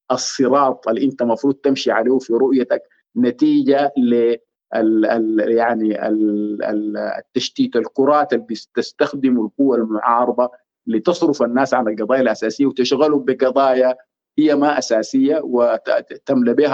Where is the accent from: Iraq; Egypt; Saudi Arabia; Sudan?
Sudan; نحن كسودانيين مهمومين ببلدنا نحن عايزين نطلع من سيطره العسكر مره والى الابد